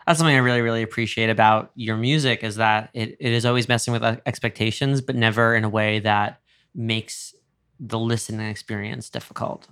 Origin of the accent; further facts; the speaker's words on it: New York, United States; I grew up in New York